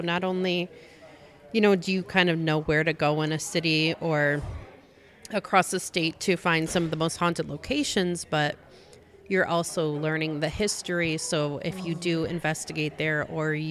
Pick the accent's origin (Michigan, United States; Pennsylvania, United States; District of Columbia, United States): Michigan, United States; Bay City; my hometown of Bay City